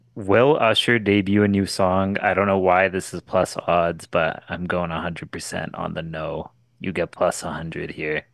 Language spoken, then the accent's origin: English; Canada; my home country